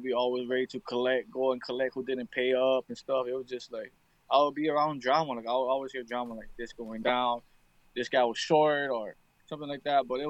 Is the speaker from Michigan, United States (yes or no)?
no; Waipahu, Hawaii, United States; I was born and raised in this beautiful island of Hawaii.